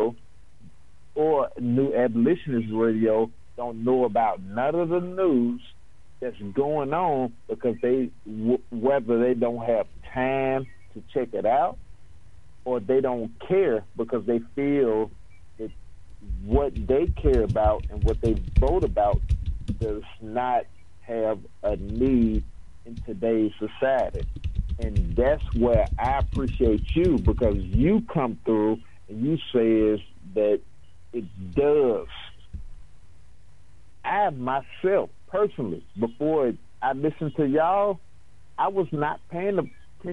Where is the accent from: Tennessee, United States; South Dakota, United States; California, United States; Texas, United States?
Tennessee, United States; I'm from Tennessee